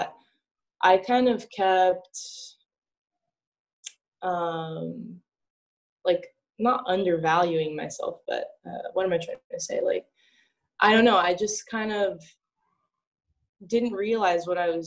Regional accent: Northern California, United States; moved away; I was from Northern California, right? Like there's no beaches there

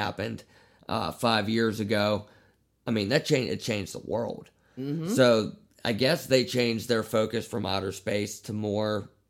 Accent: Pittsburgh, Pennsylvania, United States; We're from Pittsburgh, Pennsylvania

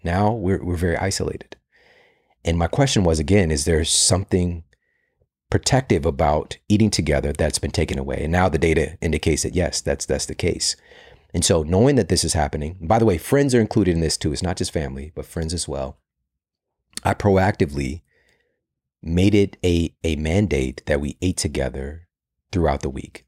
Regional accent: St. Louis, Missouri, United States; I'm from Saint Louis

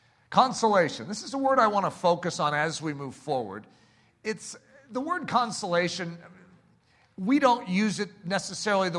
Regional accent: United States; here in America

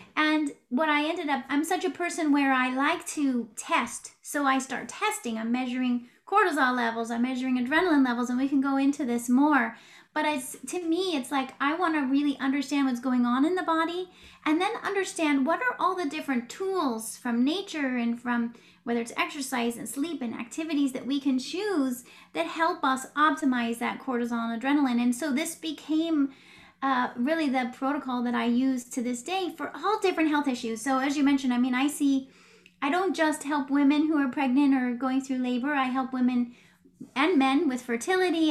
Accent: West Coast of the United States, United States; moved away as an adult; also born or lived in Oregon / Washington / California / New York tri-state area; I grew up on the West Coast of the United States, Oregon, Washington, California.

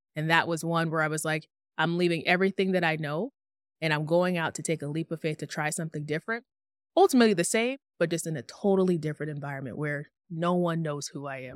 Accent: Tucson, Arizona, United States; moved away as an adult; also born or lived in Phoenix, Arizona; I'm born and raised in Tucson, Arizona

